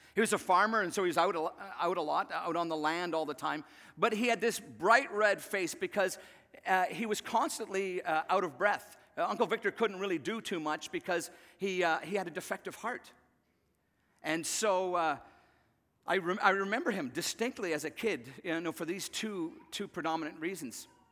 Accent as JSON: {"language": "English", "region": "Northern Ireland", "country": "United Kingdom", "tie": "born or raised there", "said": "I remember as a kid growing up in Northern Ireland"}